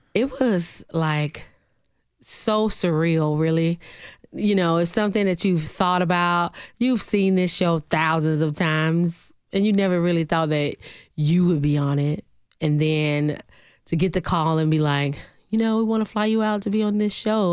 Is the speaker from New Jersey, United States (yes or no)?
no; Alabama, United States; now in Nashville, United States; Originally from a small town in Alabama, six hundred and eighty-three people